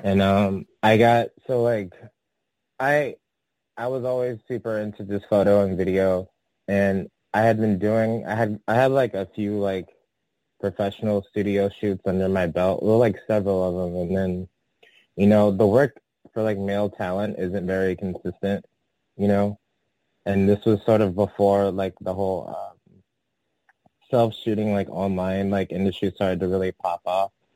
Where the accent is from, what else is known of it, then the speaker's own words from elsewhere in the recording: San Francisco, California, United States; also born or lived in Atlanta, Georgia; I'm from San Francisco. Um, I was actually born I was actually born in in Atlanta, Georgia, and I moved to San Francisco when I was like still a toddler, like three or four